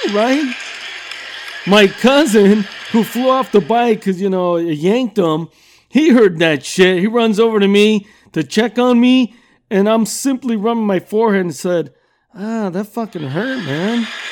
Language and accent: English; Southern California, United States; I'm from Southern California and I've lived here all my fucking life